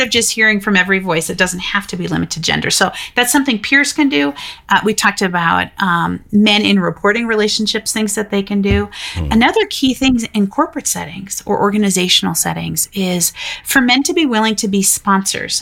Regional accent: Denver, Colorado, United States; my hometown of Denver, Colorado

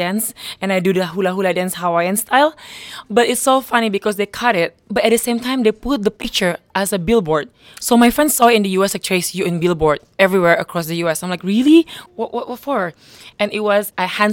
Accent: Bali, Indonesia; I grew up in Bali. It's beautiful

